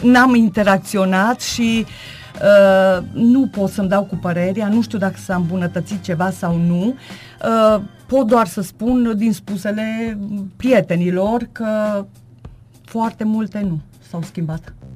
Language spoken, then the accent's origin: Romanian; Târnăveni, Mureș County, Romania; moved away as an adult; now in Gothenburg, Sweden; am locuit în Târnăveni, uh, am plecat în străinătate acum 10 ani și m-am stabilit în Göteborg, Suedia